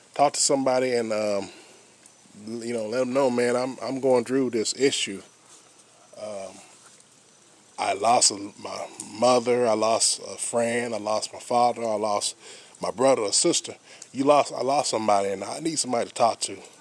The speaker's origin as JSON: {"language": "English", "country": "United States", "said": "I'm African American"}